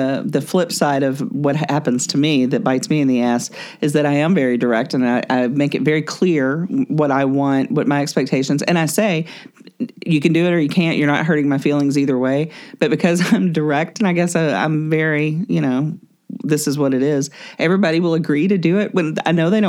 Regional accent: the South, United States; my culture that I grew up in the South is, you know, the bless your heart about every negative thing that you want to say

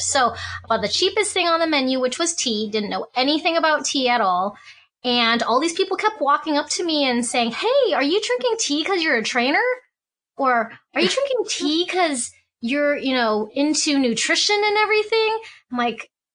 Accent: Hong Kong; moved away; I was born in Hong Kong and my father is from China. My mom's from Hong Kong

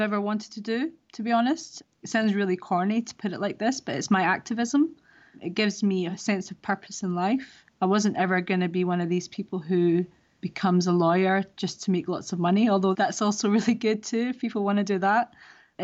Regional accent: Scotland, United Kingdom; moved away as an adult; also born or lived in Middle East; now in London, United Kingdom; I grew up in Scotland from a very young age in a very conservative Muslim family

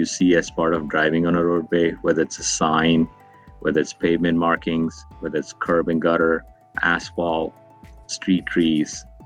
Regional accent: India; moved away as an adult; also born or lived in Northwest United States / Washington DC metro area; now in Howard County, Maryland, United States; I grew up in India and came to the United States to go to college

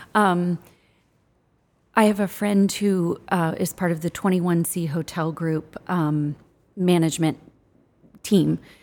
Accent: Midwest, United States; I'm from the Midwest

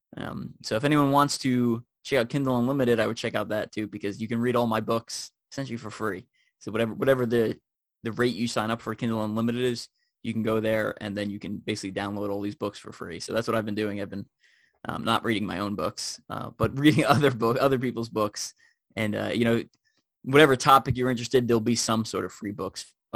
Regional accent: Long Island, New York, United States; moved away as an adult; I grew up in Long Island, New York.

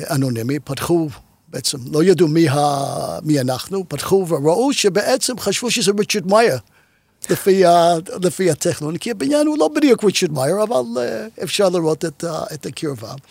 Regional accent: Jerusalem, Jerusalem District, Israel; also born or lived in London / Haifa / Tel Aviv / Brooklyn; אנחנו ירושלמים, במרכאות.

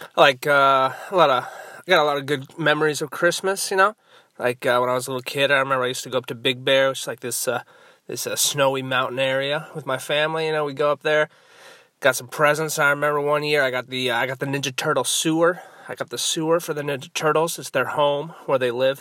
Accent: Southern California, United States; I'm from Southern California

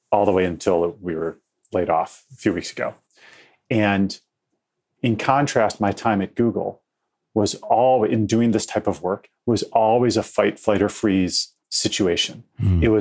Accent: Detroit, Michigan, United States; We grew up in the city, and my parents are dyed in the wool Kennedy Democrats

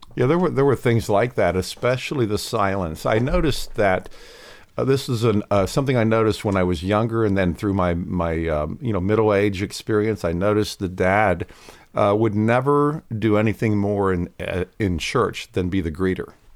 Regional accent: Lancaster County, Pennsylvania, United States; I grew up in Lancaster County, Pennsylvania

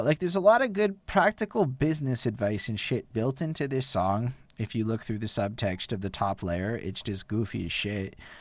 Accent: Canada

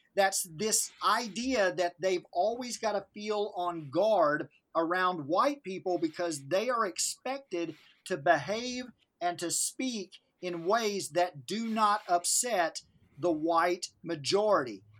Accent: Northeast Arkansas, United States; I grew up in the Mississippi River Delta, Northeast Arkansas

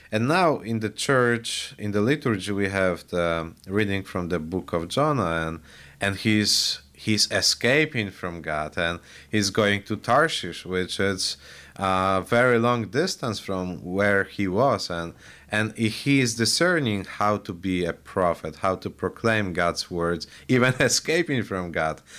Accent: Poland; now in Highland, United States; I was born and raised in Poland

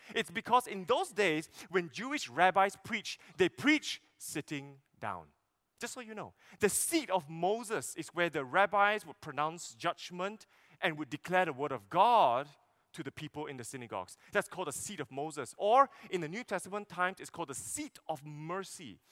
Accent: Sarawak, Malaysia; I'm from Sarawak

